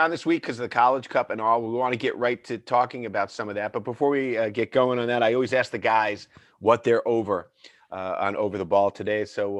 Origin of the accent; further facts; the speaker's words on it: United States; as American players